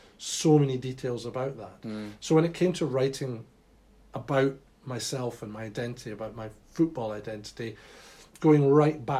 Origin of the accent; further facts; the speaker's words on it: Edinburgh, Scotland, United Kingdom; I was born in Edinburgh, but nowhere near Easter Road. In fact, a lot nearer Tynecastle.